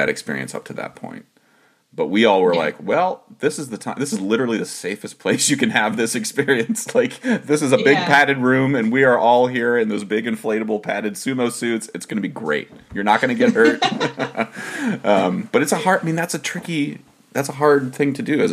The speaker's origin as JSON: {"language": "English", "region": "Ohio", "country": "United States", "said": "I'm a man from Ohio"}